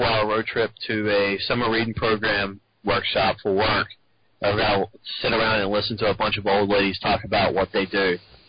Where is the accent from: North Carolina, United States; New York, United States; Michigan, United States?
North Carolina, United States; Kinston; in Kinston, my hometown